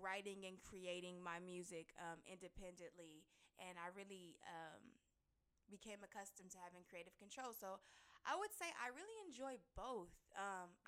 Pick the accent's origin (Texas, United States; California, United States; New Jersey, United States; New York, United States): California, United States; Los Angeles; I'm born and raised in Los Angeles